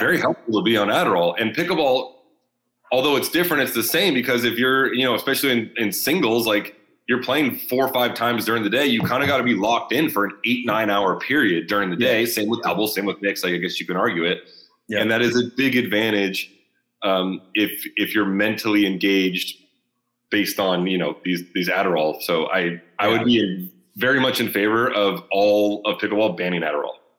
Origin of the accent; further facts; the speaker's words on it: Southern California, United States; near my hometown. So, or in Southern California